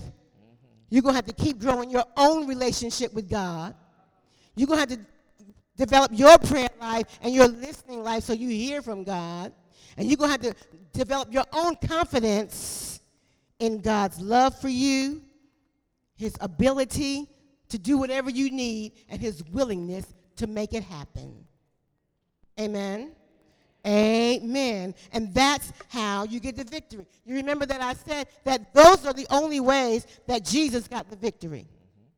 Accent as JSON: {"language": "English", "town": "Philadelphia", "region": "Pennsylvania", "country": "United States", "moved": "as an adult", "lives_now": "North Carolina, United States", "said": "I'm from South Philly."}